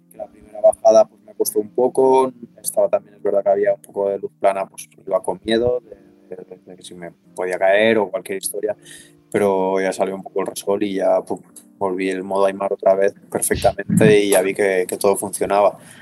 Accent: Les, Catalonia, Spain; en Viella o en Les, que es mi pueblo

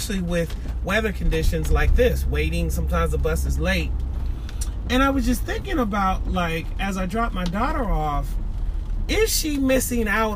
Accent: Seattle, Washington, United States; now in East Point, United States; my time growing up in Seattle, Washington

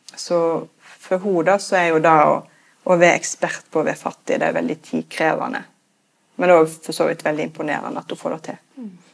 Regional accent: Norway; Vi nordmenn er jo veldig opptatt av frihet

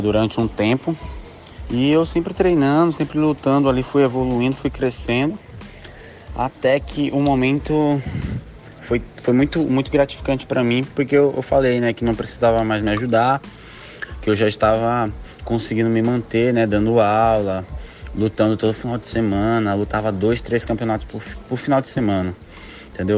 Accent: Maranhão, Brazil; lá no meu estado, no Maranhão

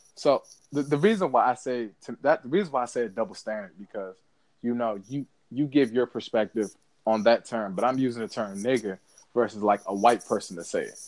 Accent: United States; as African American

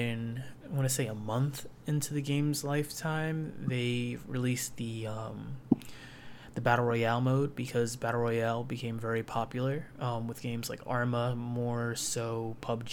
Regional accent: United States; I was born in America

